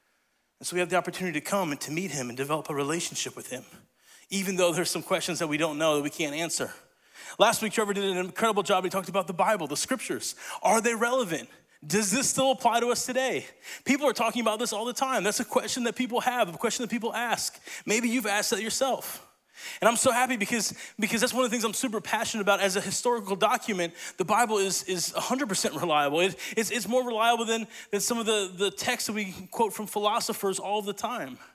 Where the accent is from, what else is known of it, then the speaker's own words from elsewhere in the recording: Italy; moved away; I grew up in Italy